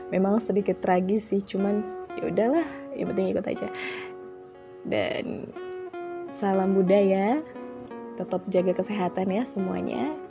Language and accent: Indonesian; Java, Indonesia; karena aku orang Jawa nih bukan membanggakan ya ini ya, karena aku orang Jawa juga aku tahu gitu ya sedikit banyaknya itu sinden, gamelan